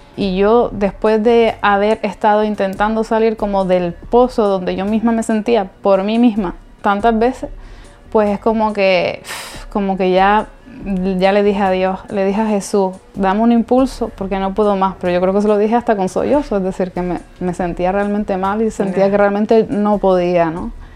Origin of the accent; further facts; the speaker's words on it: Las Palmas de Gran Canaria, Canary Islands, Spain; soy de Las Palmas de Gran Canaria